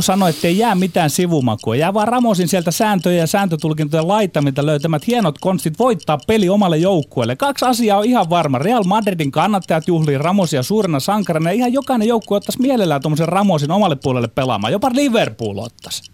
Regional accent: Ostrobothnia, Finland; Meillä Pohjanmaalla hulluus asuu meissä miehissä, viisaus naisissa

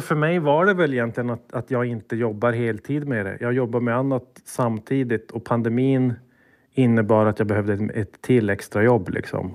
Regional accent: Sweden; jag var svensk

